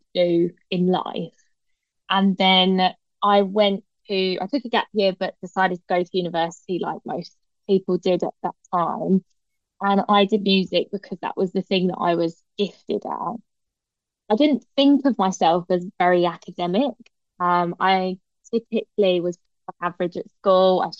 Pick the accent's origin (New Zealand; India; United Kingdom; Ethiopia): United Kingdom; Hertfordshire, East of England; also born or lived in London; I was born in London, lived there for a few years before I eventually moved to Hertfordshire